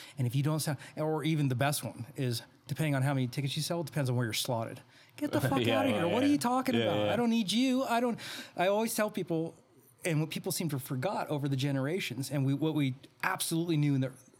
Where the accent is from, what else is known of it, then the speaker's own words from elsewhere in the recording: Reno, Nevada, United States; also born or lived in Bay Area, California; my hometown in Reno